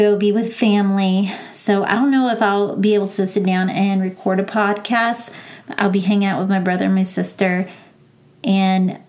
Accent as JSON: {"language": "English", "town": "San Antonio", "region": "Texas", "country": "United States", "moved": "yes", "said": "I was home in San Antonio"}